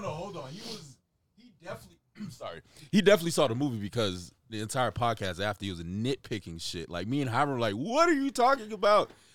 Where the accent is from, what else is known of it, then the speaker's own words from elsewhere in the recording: Jamaica; I'm Jamaican, so, uh, veganism is a big part of Rastafarianism.